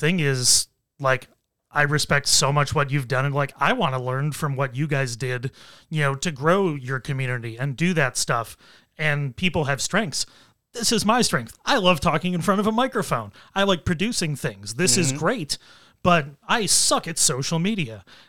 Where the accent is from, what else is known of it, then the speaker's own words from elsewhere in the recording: Nigeria; We are Nigerian. We do jollof the best.